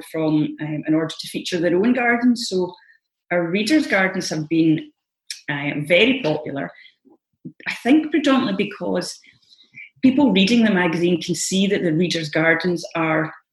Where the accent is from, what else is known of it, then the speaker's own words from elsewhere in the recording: Scotland, United Kingdom; as Scottish gardeners